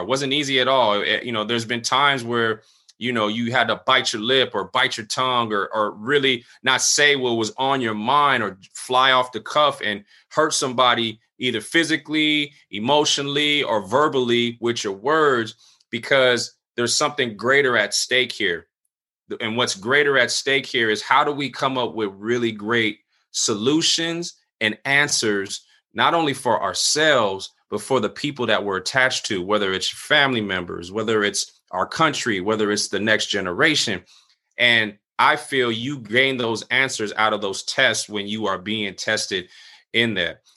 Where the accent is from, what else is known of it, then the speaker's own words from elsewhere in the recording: San Diego, California, United States; also born or lived in Cle Elum, Washington; I was born he, in San Diego, California. I grew up here for about a good twenty-two years